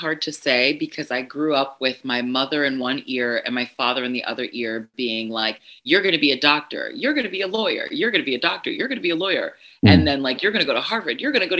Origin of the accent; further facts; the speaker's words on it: Ashanti, Ghana; I'm Ghanaian, I'm Ashanti, 100% Ashanti, and we are an oral, you know, our history is oral for the most part.